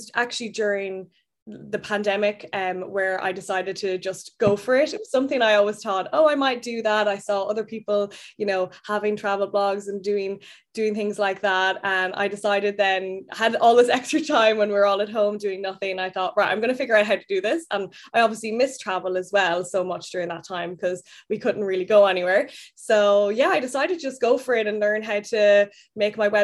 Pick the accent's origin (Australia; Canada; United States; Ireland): Ireland; moved away as an adult; now in London, United Kingdom; I am Irish. I'm from the countryside of Ireland, like the kind of middle of nowhere, beautiful green fields. And I now live in London.